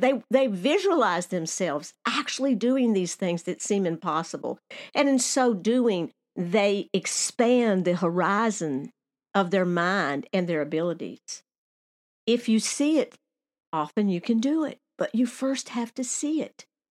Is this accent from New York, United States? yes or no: no; Nashville, Tennessee, United States; moved away; also born or lived in Alaska; my hometown of Nashville, Tennessee